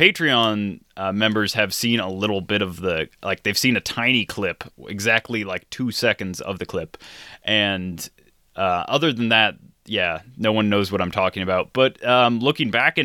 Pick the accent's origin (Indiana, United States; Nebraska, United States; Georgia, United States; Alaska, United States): Nebraska, United States; I was raised in Nebraska